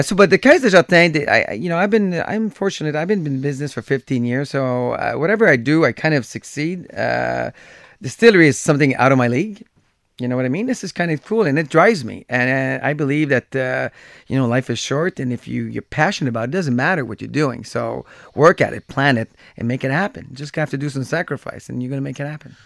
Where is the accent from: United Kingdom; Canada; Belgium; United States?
Canada; Gatineau, Quebec; I grew up in Gatineau. That's where I was growing